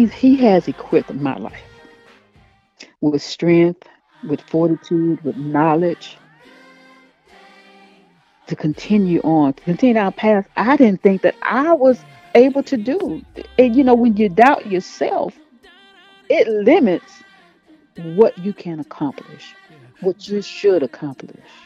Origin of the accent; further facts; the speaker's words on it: Mobile, Alabama, United States; moved away as an adult; when I grew up in Mobile. And I left home September 1985